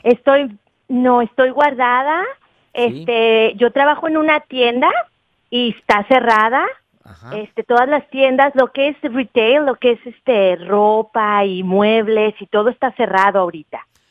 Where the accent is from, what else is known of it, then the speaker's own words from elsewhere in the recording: Guadalajara, Jalisco, Mexico; yo soy de Guadalajara